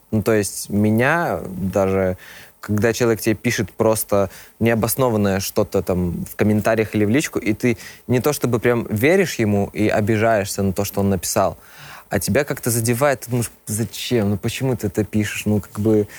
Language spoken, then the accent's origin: Russian; Minsk, Belarus; я из Беларуси. Родился в Минске.